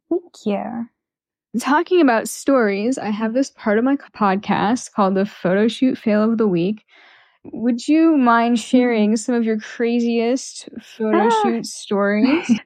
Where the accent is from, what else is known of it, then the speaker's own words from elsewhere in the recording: Yalta, Crimea, Ukraine; now in San Francisco, United States; I was born in Crimea